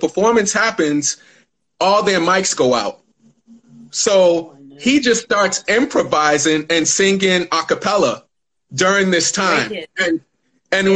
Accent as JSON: {"language": "English", "country": "Ghana", "said": "I'm Ghanaian"}